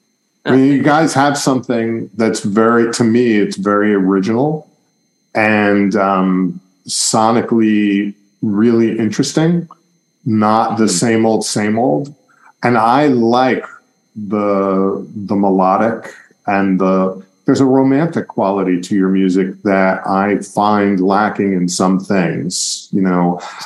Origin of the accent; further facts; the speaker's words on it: New York, United States; also born or lived in Boston; I mean, I lived in Boston for 20 years, by the way. I live in Brooklyn. I'm from New York originally back.